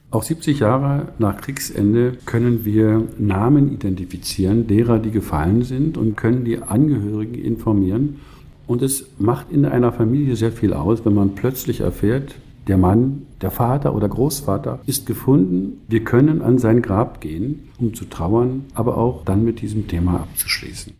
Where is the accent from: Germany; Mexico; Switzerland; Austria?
Germany; Wir als Deutsche